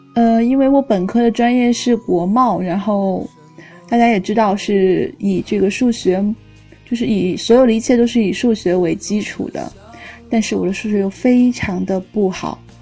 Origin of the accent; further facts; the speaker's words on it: southern China, China; moved away; 作为一个南方人